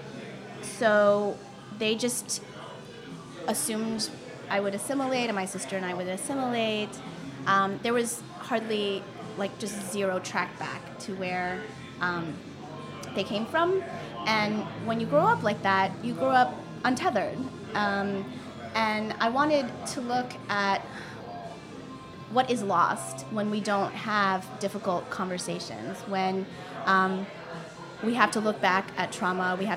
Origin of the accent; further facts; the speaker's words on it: Virginia Beach, Virginia, United States; I grew up in Virginia Beach